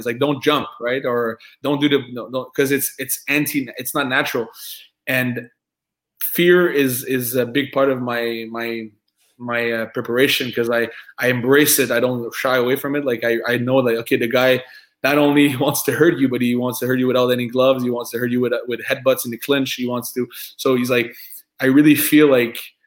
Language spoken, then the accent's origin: English; France; accent: French; English is a second language; I'm French, right? I have an accent.